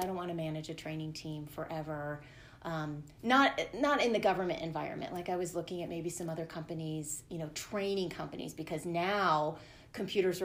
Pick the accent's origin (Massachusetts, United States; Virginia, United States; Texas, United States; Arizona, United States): Virginia, United States; Northern; moved away as an adult; also born or lived in California; now in Colorado, United States; I consider myself growing up in the Northern Virginia area